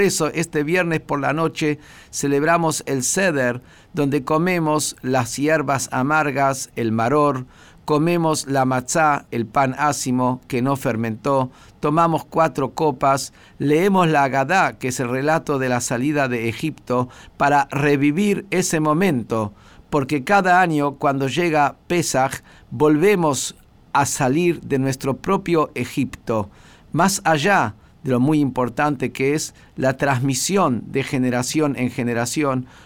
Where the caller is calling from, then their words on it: Pilar, Buenos Aires Province, Argentina; de Pilar